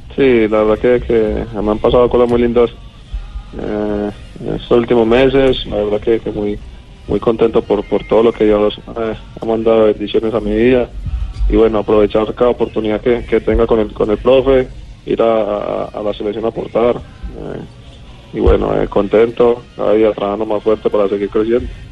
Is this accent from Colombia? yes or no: yes; Colombia; now in Argentina; como todo colombiano